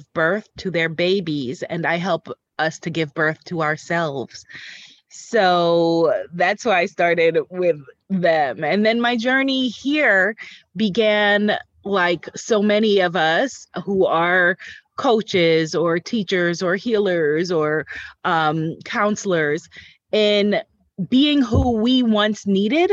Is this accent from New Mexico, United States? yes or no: no; New York, United States; I am a New Yorker born and raised